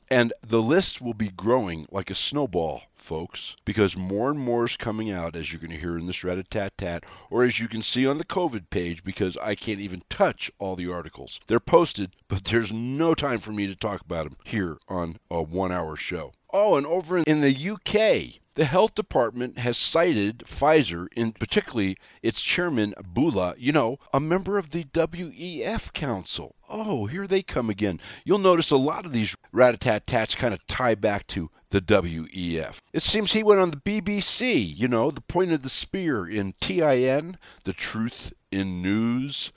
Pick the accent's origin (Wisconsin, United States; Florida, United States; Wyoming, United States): Wyoming, United States; Wyoming, my home state here